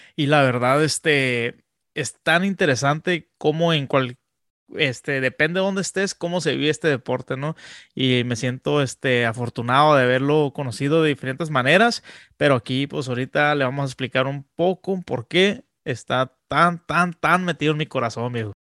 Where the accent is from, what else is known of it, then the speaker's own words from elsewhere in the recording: Tijuana, Baja California, Mexico; also born or lived in Texas; now in San Diego, United States; yo soy nacido en Tijuana, Baja California, pero soy criado pues en, en la frontera, la, la, neta, entre San Diego y Tijuana, San Diego y Tijuana.